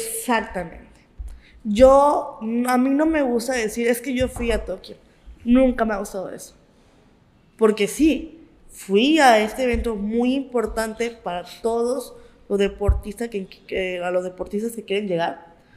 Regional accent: Mexico; los mexicanos somos unos chingones

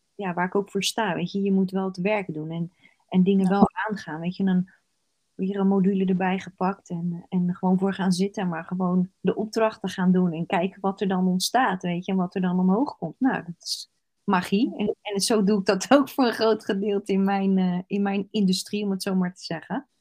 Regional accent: Rotterdam, South Holland, Netherlands; Ik zeg altijd als Rotterdammer

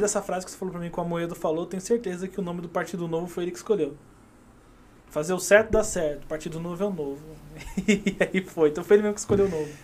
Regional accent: Mauá, São Paulo, Brazil; minha terra natal, que é Mauá.

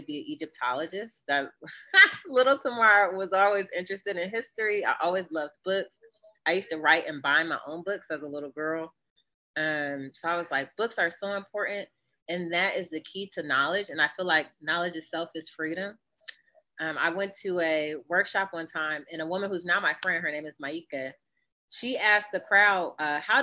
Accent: Northeast Ohio, United States; now in Philadelphia, United States; I was born and raised in Northeast Ohio

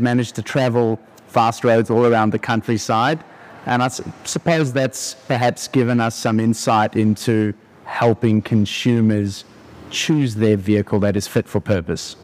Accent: South Africa; moved away as an adult; also born or lived in Australia; I grew up in South Africa. I moved overseas to Australia

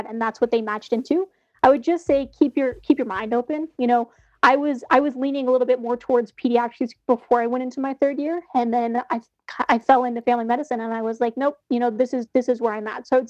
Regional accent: Aurora, Colorado, United States; I grew up in Aurora

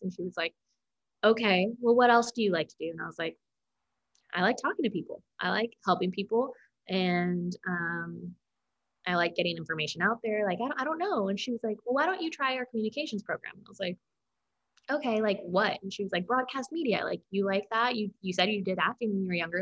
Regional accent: Aliso Viejo, California, United States; moved away as an adult; also born or lived in Tennessee / Dothan, Alabama / Los Angeles; now in Bakersfield, United States; growing up in Orange County I mean you see you see a little bit of everything but it's a predominantly white county

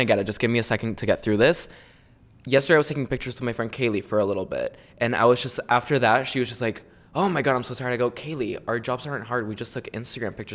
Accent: Chile; I was born in Chile

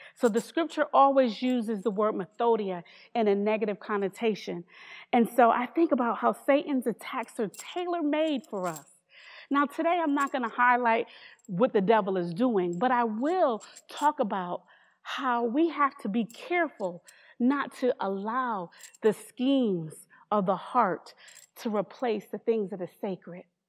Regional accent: New Haven, Connecticut, United States; I'm from New Haven, Connecticut

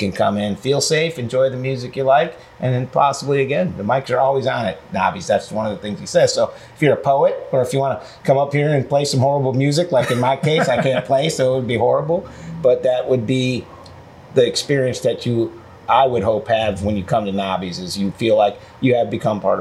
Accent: near Ithaca, New York, United States; did most of the recordings right in Pyramid Studios in Ithaca, New York, which is right outside of my hometown as a kid

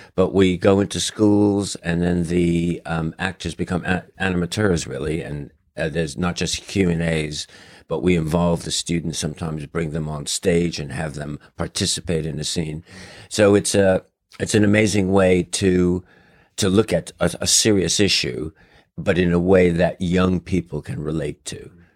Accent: New York City, New York, United States; moved away; growing up in New York City

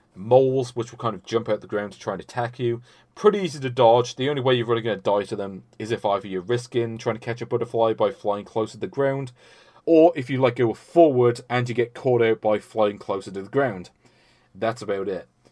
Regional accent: United Kingdom; I'm British

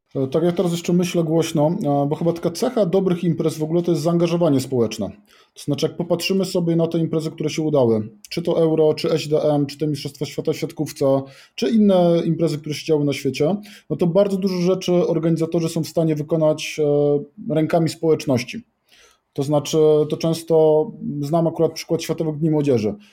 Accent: Kraków, Lesser Poland, Poland; jestem z Krakowa

